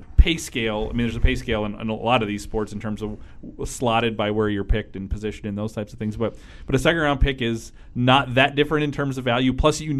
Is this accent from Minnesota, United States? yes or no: yes; Faribault, Minnesota, United States; from my hometown, Bruce Smith.